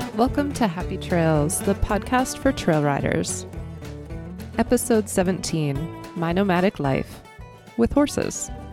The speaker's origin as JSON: {"language": "English", "region": "East Coast", "country": "United States", "tie": "born or raised there", "moved": "yes", "said": "growing up on the East Coast"}